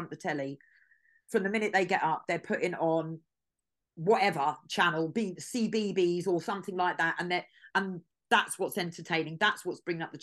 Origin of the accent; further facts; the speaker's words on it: Watford, East of England, United Kingdom; moved away; I'm from Watford, I've got a lot of friends still living in Watford